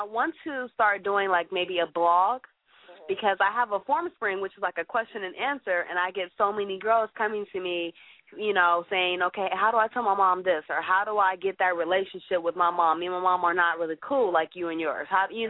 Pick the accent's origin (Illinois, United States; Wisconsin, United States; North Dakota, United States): Illinois, United States; Chicago; I'm from Chicago